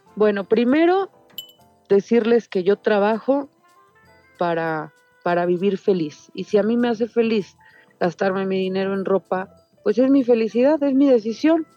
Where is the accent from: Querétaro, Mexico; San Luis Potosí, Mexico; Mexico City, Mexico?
Mexico City, Mexico; yo crecí toda la vida en el barrio de Tepito